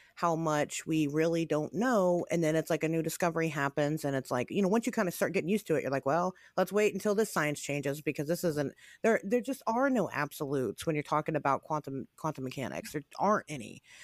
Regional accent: United States; I'm an American, right? I, I live in America

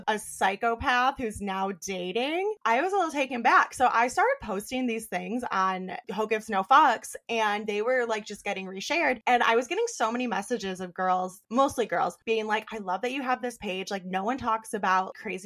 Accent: Western New York, United States; also born or lived in Buffalo, New York; I moved back to my hometown, small ass town, Western New York.

